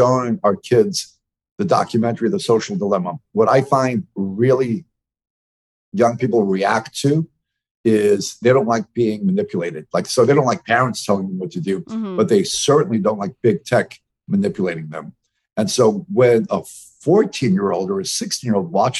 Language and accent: English; New York City, New York, United States; I'm from New York City. I was raised as a in a very open part of New York City